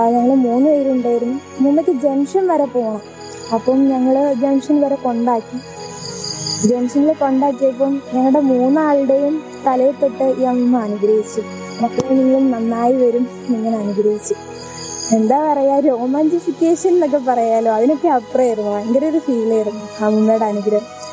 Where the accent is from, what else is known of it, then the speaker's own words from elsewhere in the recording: Chengannur, Kerala, India; ഞാൻ ആലപ്പുഴ ജില്ലയിലെ ചെങ്ങന്നൂർ നിന്ന് വരുന്നു